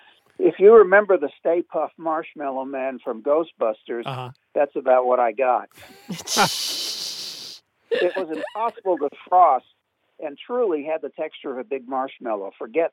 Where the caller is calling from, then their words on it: North Carolina, United States; I'm from Western North Carolina.